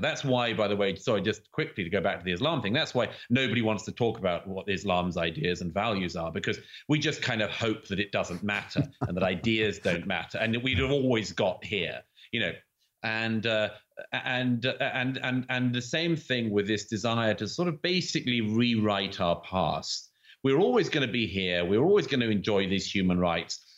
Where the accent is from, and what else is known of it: United Kingdom